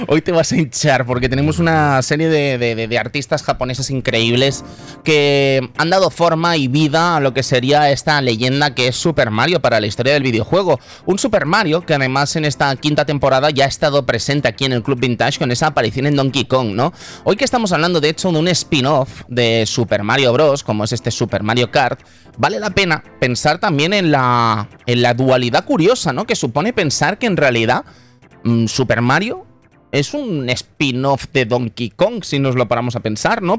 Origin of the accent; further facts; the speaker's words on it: Catalonia, Spain; mi tierra